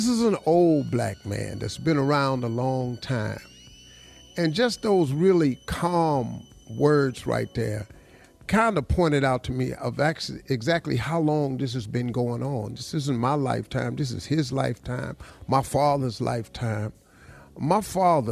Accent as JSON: {"language": "English", "town": "Welch", "region": "West Virginia", "country": "United States", "tie": "born or raised there", "said": "I grew up in Welch, West Virginia."}